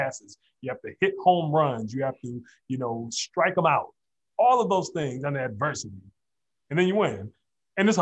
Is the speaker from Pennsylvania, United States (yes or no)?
no; Detroit, Michigan, United States; I'm born and raised in Detroit, Michigan, grew up on the West Side, product of Detroit Public Schools